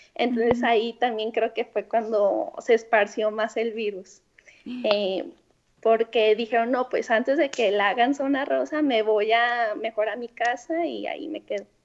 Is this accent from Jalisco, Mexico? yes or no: yes; Guadalajara, Jalisco, Mexico; also born or lived in Milan, Italy; soy de Guadalajara